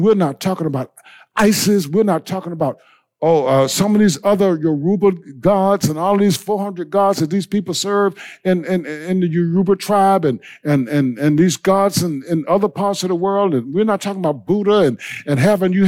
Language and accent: English; Blair, South Carolina, United States; I grew up in Blair, South Carolina.